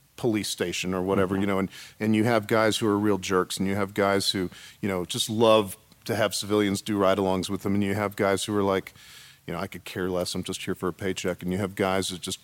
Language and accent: English; San Antonio, Texas, United States; I'm from San Antonio, and immigration issues are very, very real for us there.